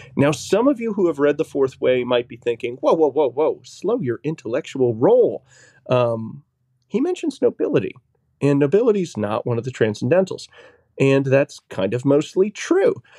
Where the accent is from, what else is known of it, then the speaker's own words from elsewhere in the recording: New Hampshire, United States; Originally from New Hampshire.